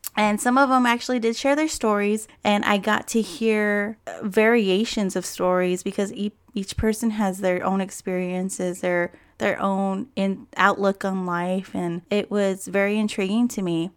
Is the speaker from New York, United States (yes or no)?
no; Hopi tribe, Upper Moenkopi Village, Arizona, United States; also born or lived in Yavapai-Apache Nation, Verde Valley, Arizona; I'm also from the Hopi tribe of the Upper Mount Gopi Village. Both are located in Arizona.